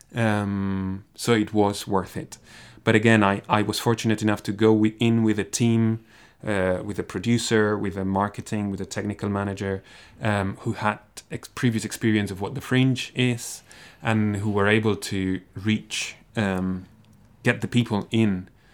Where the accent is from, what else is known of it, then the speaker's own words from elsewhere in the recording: Barcelona, Catalonia, Spain; moved away as an adult; also born or lived in Graz, Austria; now in Dundee, United Kingdom; I come from Barcelona